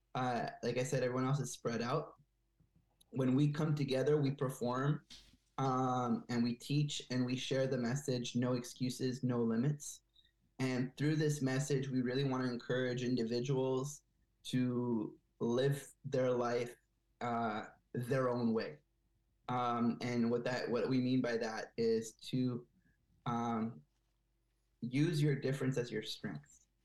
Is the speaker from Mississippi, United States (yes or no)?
no; Bethesda, Maryland, United States; moved away as an adult; also born or lived in Montreal, Canada; now in Quebec, Canada; I grew up in Bethesda, Maryland, just outside of Washington D.C., and so uh, I did most of my uh, elementary and middle school and high school in the U.S.